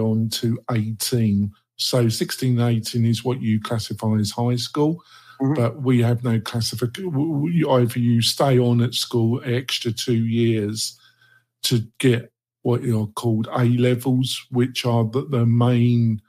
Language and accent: English; London, United Kingdom; moved away; I was brought up in the borough of Redbridge, the nearest in a suburb, a commuter area called Barkingside, which is northeast London.